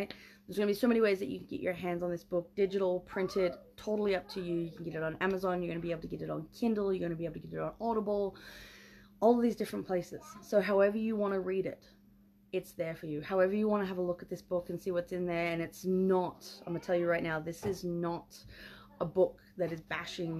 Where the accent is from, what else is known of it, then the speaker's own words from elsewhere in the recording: Australia; I'm an Aussie